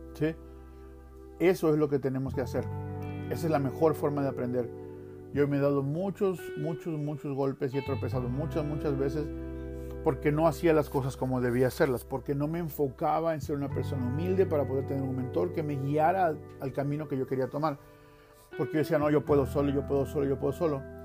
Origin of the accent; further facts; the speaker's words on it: Veracruz, Mexico; moved away as an adult; now in Utah, United States; yo vengo de la playa, yo soy de Veracruz y yo vivía cerca de la playa